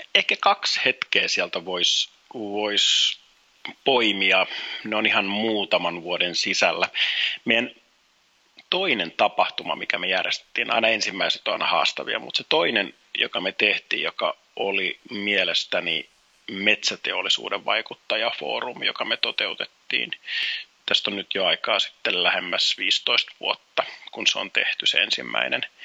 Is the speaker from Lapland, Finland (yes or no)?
no; Helsinki, Uusimaa, Finland; also born or lived in Kuopio; Helsinkiin Kallioon, jossa sitten aloitettiin asustaminen, että siellä Kalliossa oikeastaan on se niin kuin lapsuuden viettänyt seitsemänvuotiaaksi asti